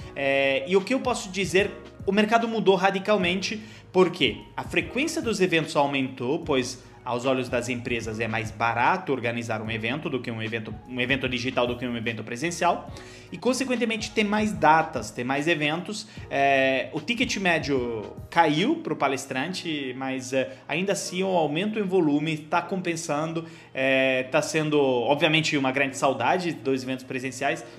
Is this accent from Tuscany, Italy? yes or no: no; Genoa, Liguria, Italy; Portuguese is a second language; moved away as an adult; also born or lived in Milan, Italy / Cairo, Egypt / United States; now in Brazil; perto de Gênova, a cidade onde eu nasci